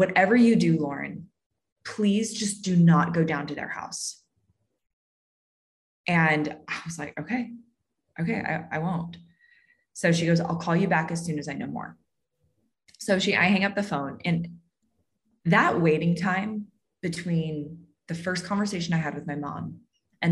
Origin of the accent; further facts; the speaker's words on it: Southern California, United States; I grew up in Southern California